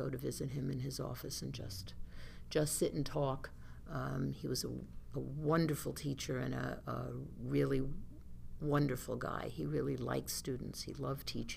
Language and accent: English; Oceanside, New York, United States; I started in Oceanside in school in second grade at School One